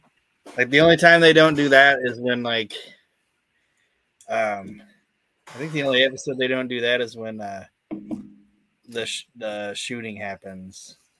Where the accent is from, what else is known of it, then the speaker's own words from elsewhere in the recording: Netherlands; I'm from Holland.